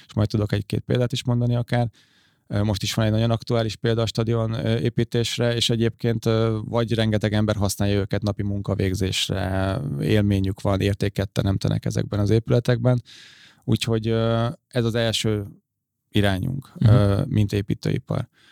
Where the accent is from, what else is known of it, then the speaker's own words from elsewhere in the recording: Székesfehérvár, Fejér, Hungary; én még Székesfehérvári vagyok